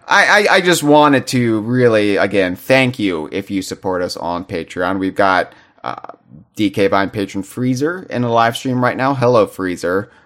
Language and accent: English; United States; I'm an American